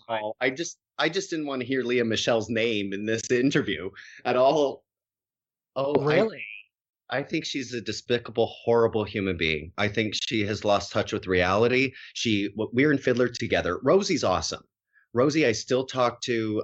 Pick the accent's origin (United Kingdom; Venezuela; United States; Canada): Canada; Harrow, Ontario; moved away; also born or lived in Winnipeg; I grew up in like one of the smallest farming communities in all of Canada in Harrow, Ontario, which is right across the border from Detroit